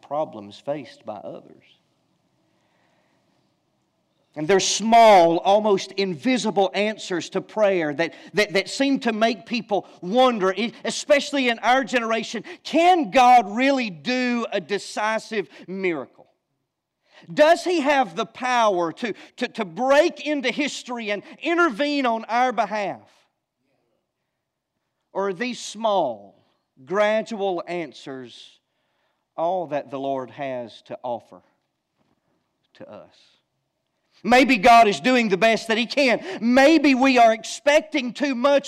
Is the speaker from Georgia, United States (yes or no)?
yes; Georgia, United States; I'm from Georgia